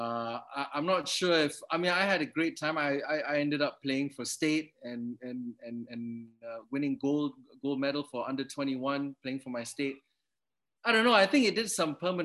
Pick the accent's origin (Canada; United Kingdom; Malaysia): Malaysia; Kuala Lumpur; first language English; growing up in Kuala Lumpur